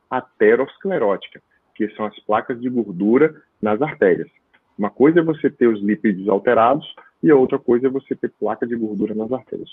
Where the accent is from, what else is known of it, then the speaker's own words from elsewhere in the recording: Itabuna, Bahia, Brazil; moved away as an adult; also born or lived in Petrópolis / São Paulo; Hoje eu moro na Bahia desde 2007, eu voltei para cá, para Bahia, na minha cidade Natal, estou em Itabuna, sul da Bahia